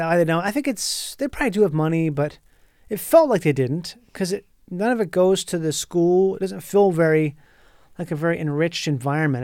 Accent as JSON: {"language": "English", "region": "Minnesota", "country": "United States", "tie": "born or raised there", "also_born_or_lived": "Florida", "moved": "as an adult", "lives_now": "Los Angeles, United States", "said": "I grew up in Minnesota, went to high school there"}